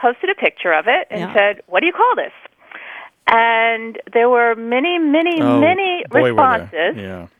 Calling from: Lexington, Massachusetts, United States; I'm calling from Lexington, Massachusetts.

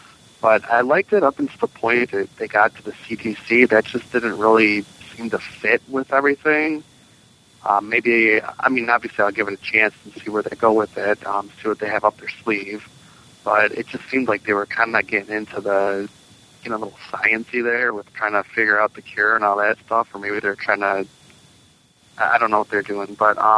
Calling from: Michigan, United States; I'm calling from Michigan.

